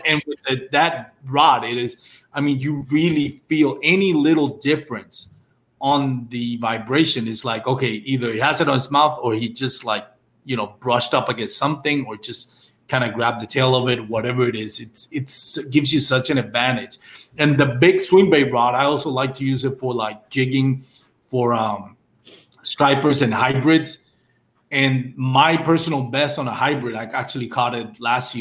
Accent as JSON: {"language": "English", "region": "Texas", "country": "United States", "said": "I'm from Texas"}